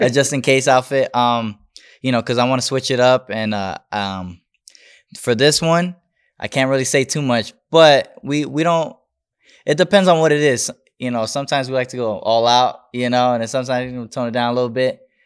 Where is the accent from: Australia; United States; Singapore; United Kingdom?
United States; Las Vegas, Nevada; also born or lived in Bronx, New York; born and raised in Vegas, but, um, I went to New York a lot